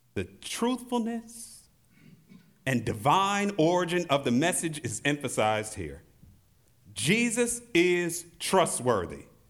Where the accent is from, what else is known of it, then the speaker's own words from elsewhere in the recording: St. Louis, Missouri, United States; In my hometown of Saint Louis, Missouri